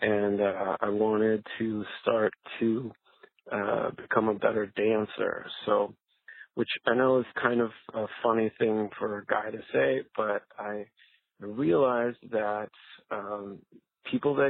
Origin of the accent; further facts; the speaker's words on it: Canada; now in Anaheim, United States; I am originally from Canada, and now I live in Anaheim, California.